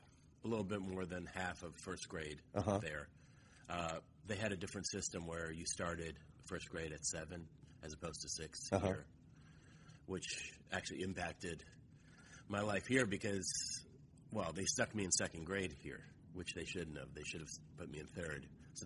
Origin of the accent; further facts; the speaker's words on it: Moscow, Russia; moved away; No, I'm from Moscow.